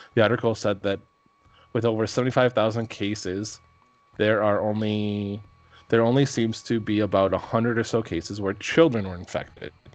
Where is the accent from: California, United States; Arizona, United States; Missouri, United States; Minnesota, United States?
Minnesota, United States; I am from Minnesota. We say pop. duck, duck, gray duck